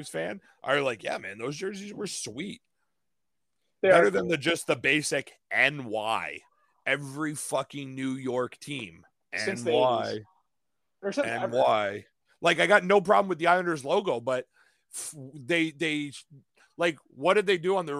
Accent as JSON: {"language": "English", "country": "Canada", "said": "I'm Canadian"}